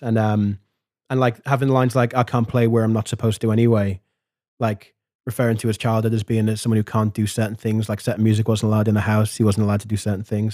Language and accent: English; Liverpool, North West England, United Kingdom; I grew up in Hareton Village in Liverpool